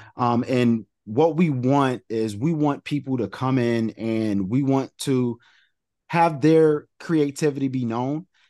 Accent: New York, United States; I'm from New York

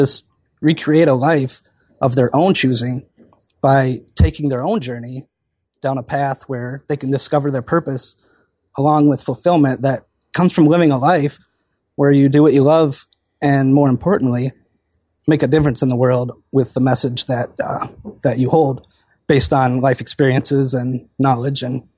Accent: Wisconsin, United States; I grew up in Wisconsin, and our family never really had too much, which didn't really bother me.

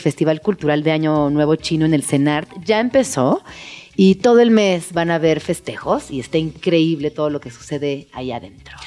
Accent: Mexico; lo que somos los mexicanos

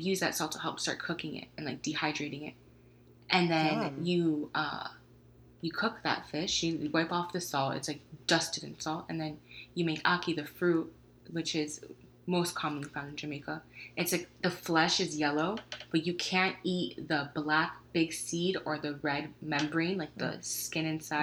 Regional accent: Venezuela; We're from Venezuela

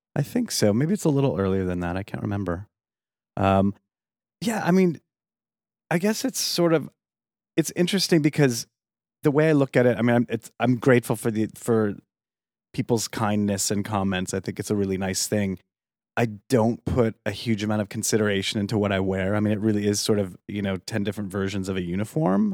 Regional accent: Yuma, Arizona, United States; moved away as an adult; also born or lived in upstate New York; kind of raised in Arizona in a little town called Yuma

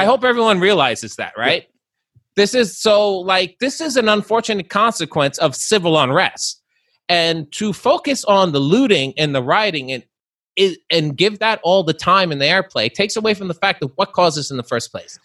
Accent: Long Island, New York, United States; I'm from Long Island

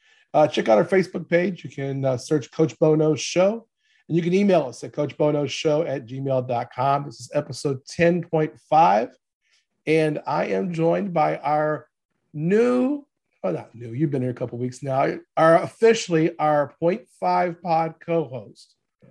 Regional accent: the South, United States; I grew up in the South

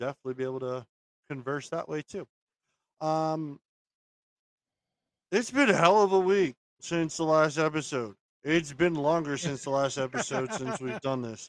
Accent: Maryland, United States; The city of Maryland is my hometown.

